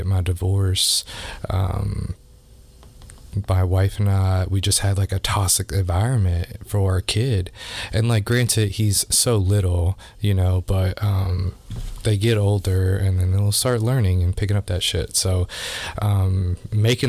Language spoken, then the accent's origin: English; Louisville, Kentucky, United States; I grew up here in Louisville